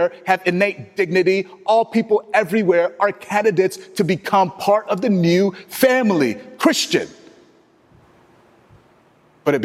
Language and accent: English; Texas, United States; I am from Texas